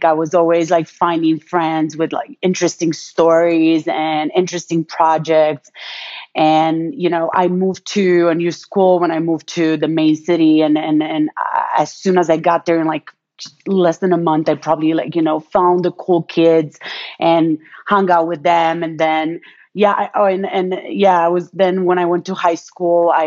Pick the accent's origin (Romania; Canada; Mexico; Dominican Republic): Romania; now in United States; when I was born in Romania, we were still a communist country